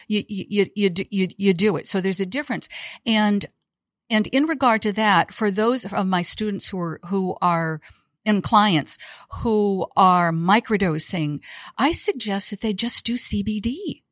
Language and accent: English; Iowa, United States; also born or lived in Chicago / Costa Rica / Saint John; now in Tampa, Florida, United States; I'm a girl from Iowa, out of the Midwest.